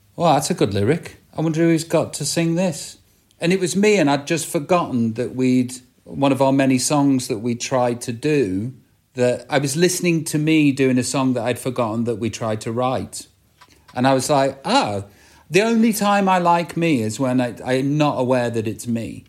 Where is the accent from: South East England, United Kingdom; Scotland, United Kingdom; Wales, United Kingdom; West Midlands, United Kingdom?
West Midlands, United Kingdom; Stoke-on-Trent; accent: Stoke; growing up in Staffordshire